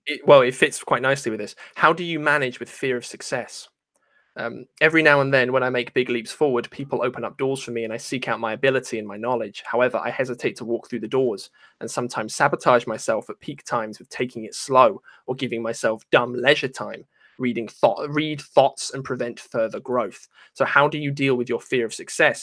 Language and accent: English; England, United Kingdom; I'm not an Englishman, though. I'm half Irish.